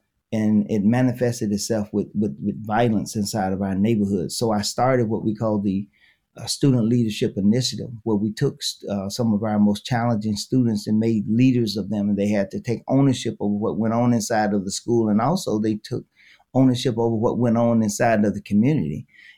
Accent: Mississippi, United States; now in Milwaukee, United States; I came here from Mississippi and I was in Milwaukee Public Schools as a teacher.

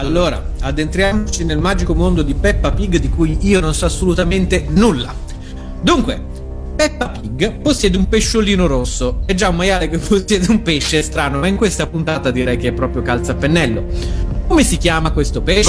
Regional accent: Milan, Lombardy, Italy; sono da Milano

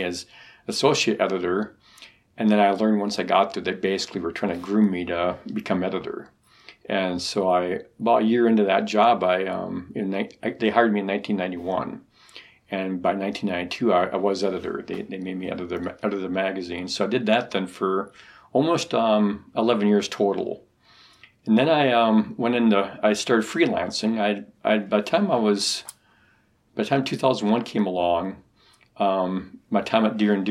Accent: Wisconsin, United States; I grew up in Wisconsin

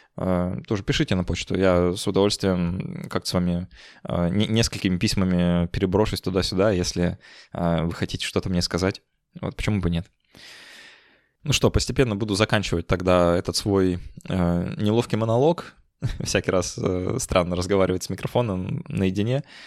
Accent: Saint Petersburg, Russia; я из Петербурга

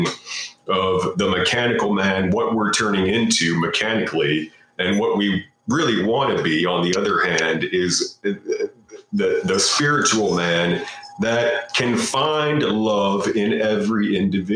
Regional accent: United States; I'm an American

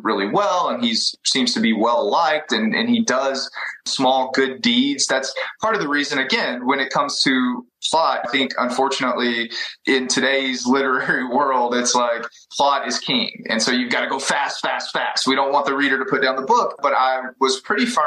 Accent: East Texas, United States; when I was growing up in East Texas

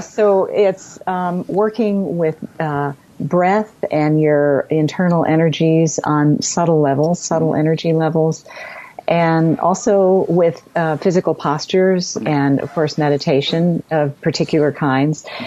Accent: United States; being an American

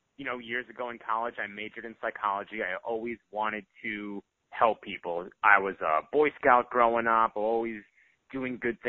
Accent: northeastern Pennsylvania, United States; moved away as an adult; now in Texas, United States; I really wanted to do good in my home community. That was the area that I grew up

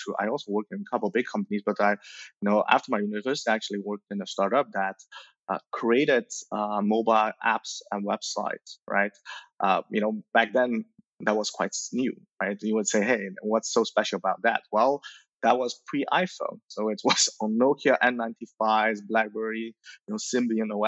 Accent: Belgium; also born or lived in Shanghai, China; born in Shanghai, you know, in 85, you know, so the Cultural Revolution era, you know, at a very young age, you know, I moved to Belgium

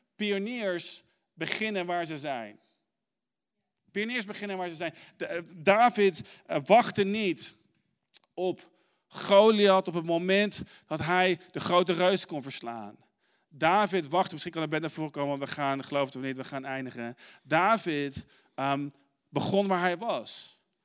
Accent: Arnhem, Gelderland, Netherlands; moved away; also born or lived in Amsterdam; Ik ben opgegroeid in Arnhem

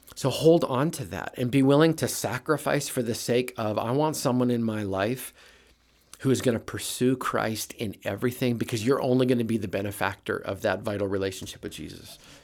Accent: Brandon, Manitoba, Canada; moved away as an adult; now in United States; I'm a Canadian flatlander, grew up in Manitoba in a little town called Brandon

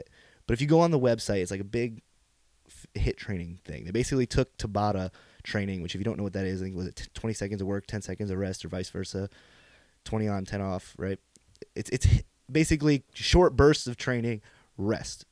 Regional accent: Pine Bush, New York, United States; since I was a young lad growing up in Pine Bush, New York, as a bushman

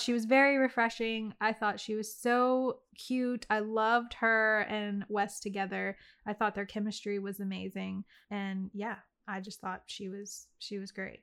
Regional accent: Louisiana, United States; moved away; also born or lived in the Carolinas; my hometown of, like, Louisiana

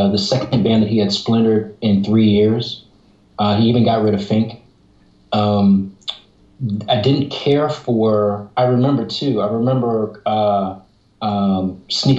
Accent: Oakland, California, United States; Oh, Oakland Hills. Skyline, class of 89.

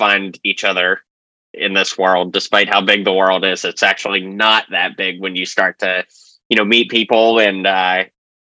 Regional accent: just south of Pittsburgh, Pennsylvania, United States; moved away as an adult; also born or lived in Nashville, Tennessee; I grew up just south of Pittsburgh, Pennsylvania. And I lived there till I was 18 before moving to Nashville to attend Belmont University

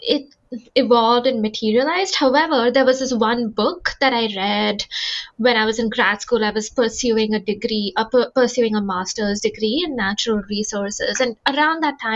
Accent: India; now in United States; I grew up in India

